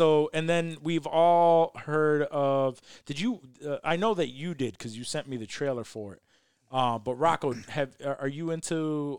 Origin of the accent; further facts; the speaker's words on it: Los Angeles, California, United States; In LA with that gang mentality, me personally, like I grew up around Asians, I grew up around white people.